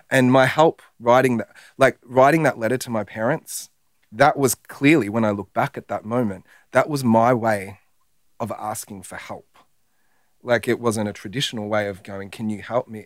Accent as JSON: {"language": "English", "town": "Werribee", "region": "Victoria", "country": "Australia", "said": "I'm a bogan from Werribee"}